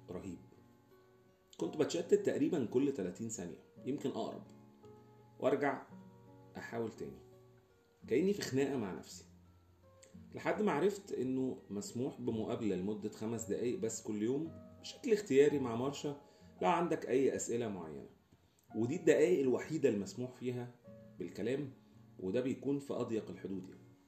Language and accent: Arabic; Alexandria, Alexandria Governorate, Egypt; وأنا شخص جاي من اسكندرية حيث بقى كبدة الفلاح ودهب وبلبع وحاجات